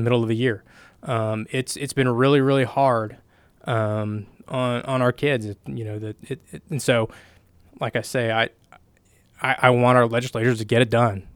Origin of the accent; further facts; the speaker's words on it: Oklahoma, United States; I grew up here. I'm from Oklahoma